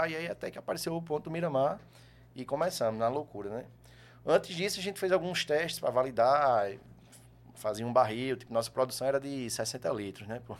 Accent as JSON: {"language": "Portuguese", "town": "João Pessoa", "region": "Paraíba", "country": "Brazil", "tie": "born or raised there", "also_born_or_lived": "Campina Grande, Brazil / Natal, Brazil", "moved": "as an adult"}